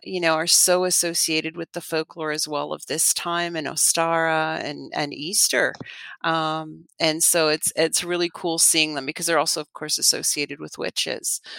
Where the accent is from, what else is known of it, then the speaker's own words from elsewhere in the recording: Canada; moved away; I'm Canadian